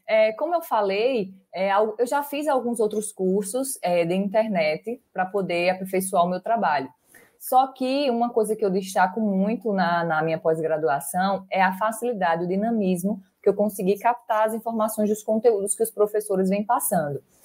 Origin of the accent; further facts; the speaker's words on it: Barra de Santa Rosa, Paraíba, Brazil; sou do interior da Paraíba, de Barra de Santa Rosa